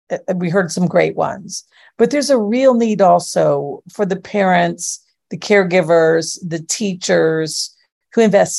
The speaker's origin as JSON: {"language": "English", "region": "Florida", "country": "United States", "said": "We're rural. I'm from Florida, man."}